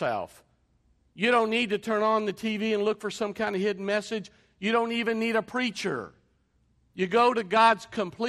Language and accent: English; England, United Kingdom; an Englishman